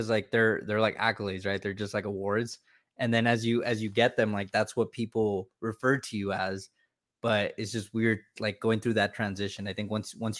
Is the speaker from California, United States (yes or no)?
yes; California, United States; moved away as an adult; I grew up in California for 27 years